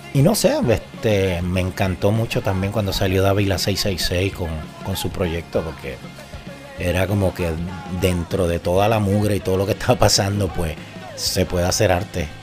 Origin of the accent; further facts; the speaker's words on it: Moca, Puerto Rico; mi pueblo natal, que es Princesita Pan de Moca